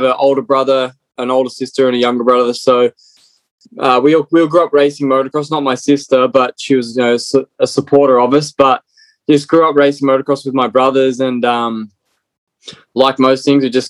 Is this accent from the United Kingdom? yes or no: no; Australia; moved away as an adult; now in United States; Originally from Australia. So born and bred in Australia. So being here for 10 years in America.